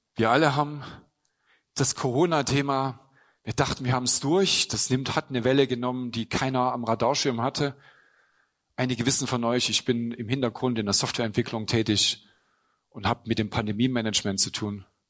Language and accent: German; Germany; ich bin in der DDR eben groß geworden